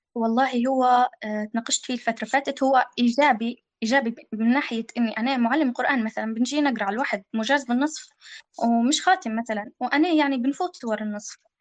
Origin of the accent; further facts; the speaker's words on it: Libya; إحنا عندنا في ليبيا